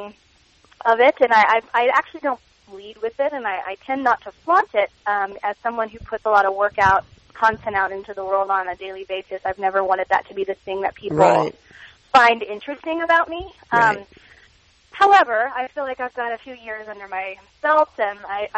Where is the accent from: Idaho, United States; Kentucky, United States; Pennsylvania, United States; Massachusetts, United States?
Kentucky, United States; growing up in Kentucky, there was a big swim team culture there